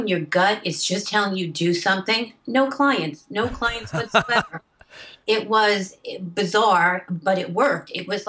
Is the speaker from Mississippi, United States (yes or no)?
no; New York City, New York, United States; I grew up in New York. I grew up in Bensonhurst